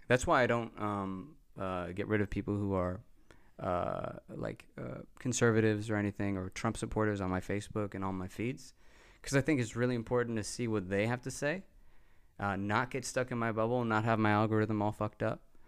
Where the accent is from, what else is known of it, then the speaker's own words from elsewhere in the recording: Texas, United States; I grew up in Texas around nine eleven